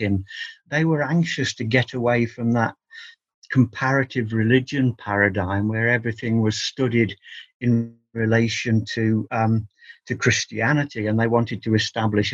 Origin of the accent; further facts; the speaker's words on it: England, United Kingdom; I've always regarded myself as an Englishman